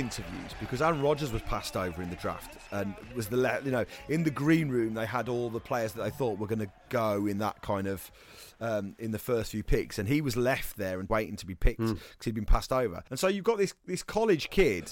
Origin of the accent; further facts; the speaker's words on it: United Kingdom; as a British fan